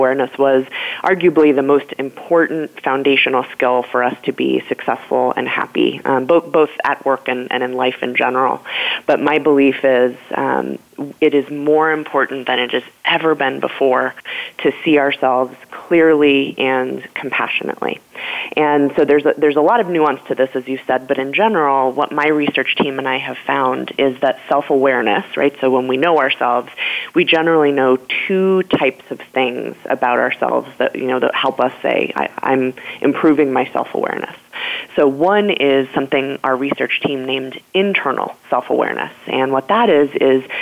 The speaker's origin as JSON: {"language": "English", "region": "Colorado", "country": "United States", "tie": "born or raised there", "also_born_or_lived": "New York", "moved": "yes", "said": "was able to go back home to my home state of Colorado"}